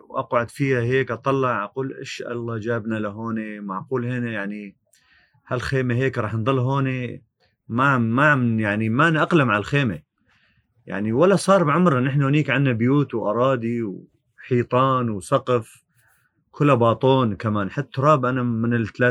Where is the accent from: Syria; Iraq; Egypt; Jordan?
Syria; Ras al-Ayn, Al-Hasakah Governorate; moved away as an adult; now in Washokani camp, Al-Hasakah, Syria; بصراحة من نزحنا من راس العين صارت الهجمة التركية إيه، انجبرنا وطلعنا من خوف من من الأحزاب اللي اجت فاتت على المنطقه ما قدرنا نضل هنيك كونه نحن كمان كمكون يزيدي